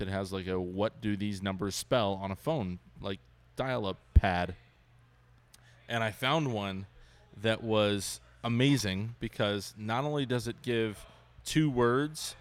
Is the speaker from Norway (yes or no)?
no; Ventura, California, United States; moved away; I grew up in Ventura, and I went home